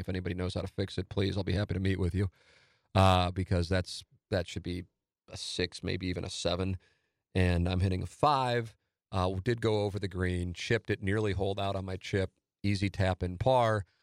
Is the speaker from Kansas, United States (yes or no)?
no; St. Louis, Missouri, United States; my hometown